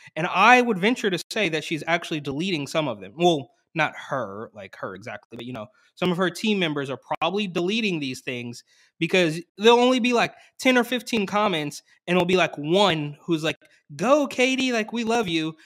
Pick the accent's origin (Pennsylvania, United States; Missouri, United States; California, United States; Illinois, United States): California, United States; Bay Area; I grew up in the Bay Area